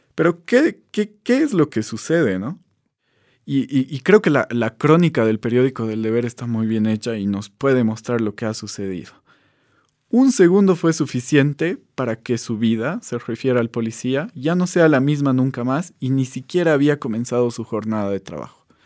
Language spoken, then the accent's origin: Spanish; Bolivia; como bolivianos